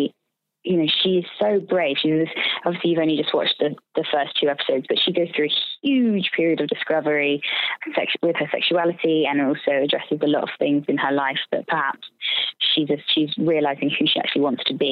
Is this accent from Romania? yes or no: no; United Kingdom; also born or lived in London; I'm a Brit